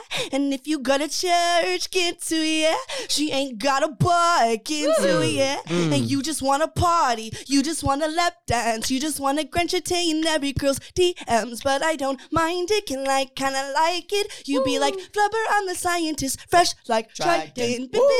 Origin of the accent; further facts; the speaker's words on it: Sleepy Hollow, New York, United States; I was born in Sleepy Hollow.